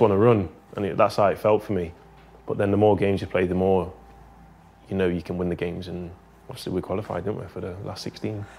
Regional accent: Nottingham, East Midlands, United Kingdom; moved away as an adult; we're from Nottingham

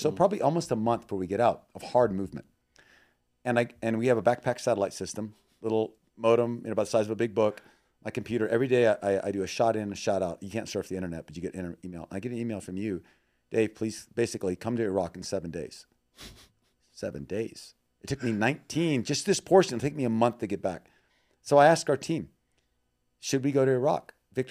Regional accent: Thailand; also born or lived in Myanmar; we're from the jungle, we've been in Burma 20 years, I grew up in Thailand

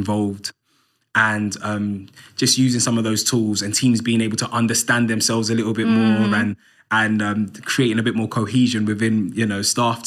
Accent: London, United Kingdom; I grew up in Islington, North London, on an estate called Andover Estate

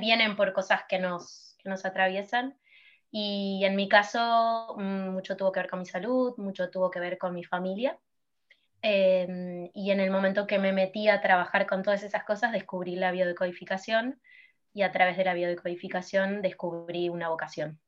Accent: Argentina; moved away as an adult; now in Barcelona, Spain; soy de Argentina, eh, me acabo de mudar a Barcelona

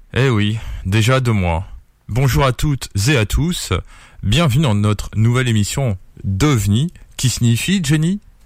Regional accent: Perpignan, Occitania, France; je suis de Perpignan, en pays catalan ou dans le sud de la France

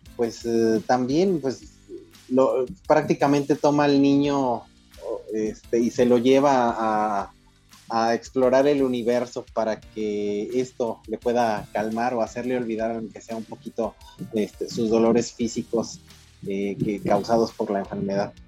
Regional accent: Torreón, Coahuila, Mexico; soy de Torreón

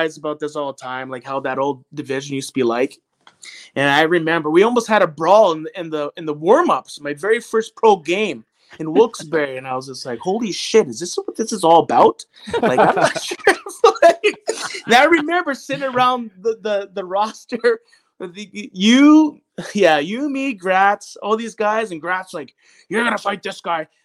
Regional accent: Neepawa, Manitoba, Canada; I went back and played in my hometown for the Nipah Natives

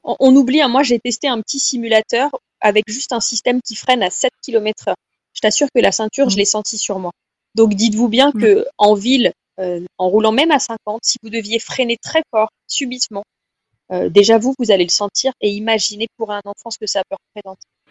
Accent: France; chez nous en France

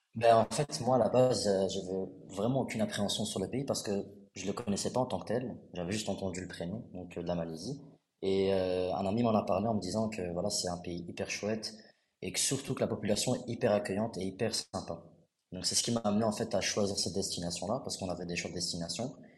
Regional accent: Brussels, Brussels-Capital Region, Belgium; also born or lived in Kuala Lumpur; je viens de Bruxelles

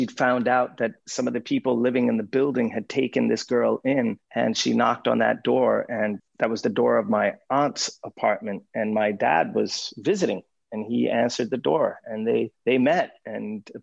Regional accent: Lund, Skåne, Sweden; I was born in Lund, Sweden, in the south of Sweden in 1975.

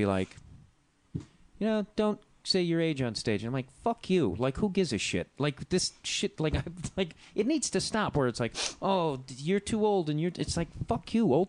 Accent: Midwest, United States; moved away; I'm from the Midwest

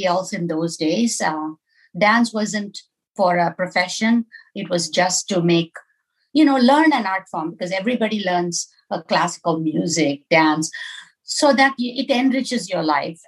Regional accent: Southeast India, India; moved away as an adult; now in Minneapolis, United States; I grew up in India

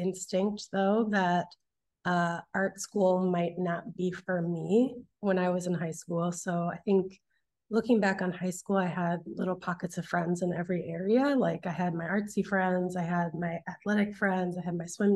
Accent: St. Louis Park, Minnesota, United States; moved away as an adult; also born or lived in San Francisco, United States / New York, United States; now in Los Angeles, United States; I grew up in Minneapolis, Minnesota, or right outside of it in St. Louis Park

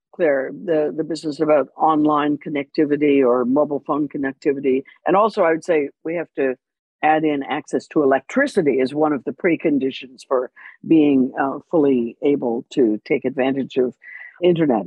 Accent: Canada; I'm Canadian

